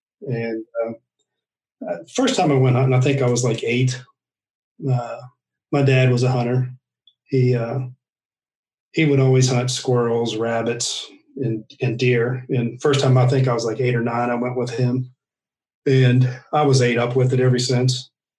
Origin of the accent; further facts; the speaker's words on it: Pennsylvania, United States; now in Virginia, United States; I grew up in Pennsylvania, and my family is a bunch of coal miners from West Virginia. We moved to Pennsylvania up there, and we lived on a 140-acre farm.